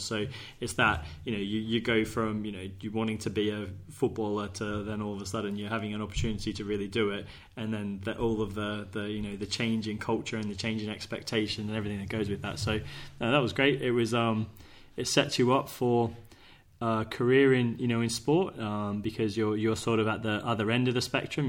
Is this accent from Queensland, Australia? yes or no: no; Sydney, New South Wales, Australia; moved away as an adult; now in Guernsey; I grew up in Sydney, um, or Bankstown in southwest Sydney.